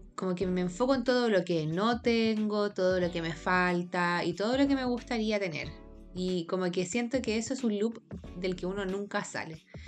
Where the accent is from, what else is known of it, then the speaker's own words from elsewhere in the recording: Santiago, Santiago Metropolitan Region, Chile; crecimos en Santiago